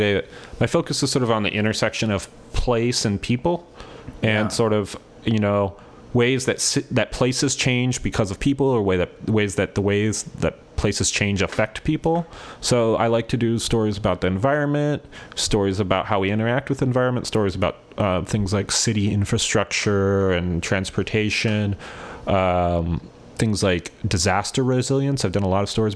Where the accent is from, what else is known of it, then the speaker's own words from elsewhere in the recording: Ventura, California, United States; now in Portland, United States; Ventura, California, which is my hometown